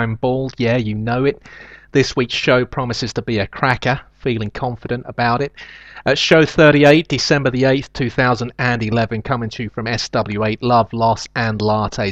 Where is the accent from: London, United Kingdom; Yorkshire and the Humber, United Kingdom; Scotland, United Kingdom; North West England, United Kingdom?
London, United Kingdom; I grew up in London